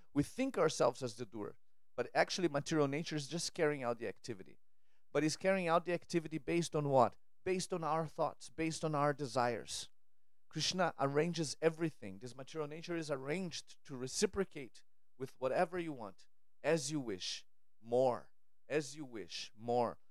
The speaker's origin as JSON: {"language": "English", "country": "Brazil", "tie": "born or raised there", "moved": "yes", "said": "I grew up in Brazil"}